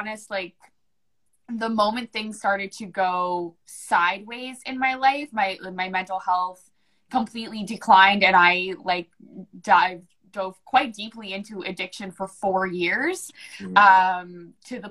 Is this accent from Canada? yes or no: yes; New Brunswick, Canada; born or raised there; first language English